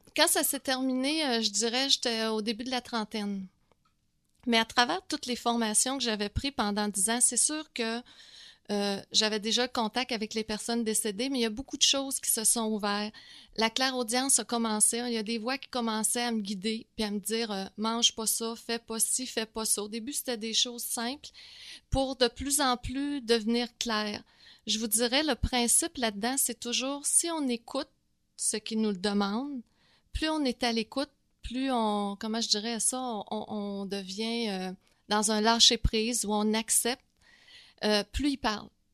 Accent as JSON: {"language": "French", "town": "Quebec City", "region": "Quebec", "country": "Canada", "moved": "as an adult", "lives_now": "Montreal, Canada", "said": "je viens de Québec"}